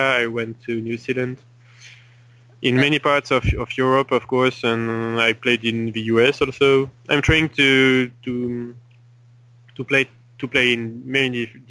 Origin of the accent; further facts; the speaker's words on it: French Polynesia; So I started to play chess in Tahiti when I was 7 with my father.